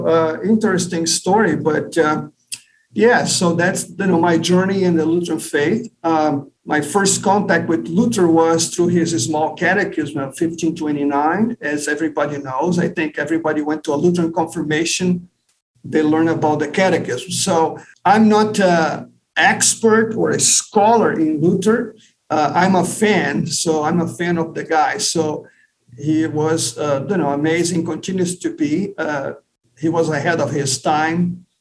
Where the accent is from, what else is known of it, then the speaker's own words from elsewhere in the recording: Brazil; also born or lived in São Paulo, Brazil / Rio de Janeiro, Brazil / Texas, United States; now in St. Louis, United States; So I was born and raised in Brazil, like you pointed out. So I was born in São Paulo, which is southeast of Brazil. And my dad retired early. We moved to Rio de Janeiro